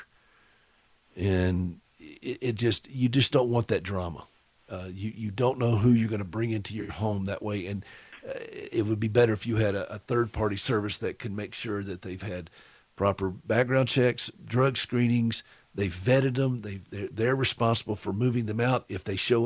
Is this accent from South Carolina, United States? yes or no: yes; Anderson, South Carolina, United States; moved away; I was born and raised in Anderson